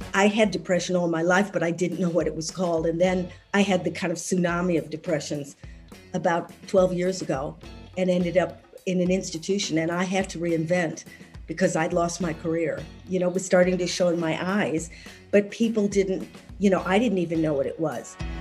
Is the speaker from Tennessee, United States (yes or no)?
no; Evanston, Illinois, United States; moved away as an adult; now in United Kingdom; I was born in Evanston, Illinois.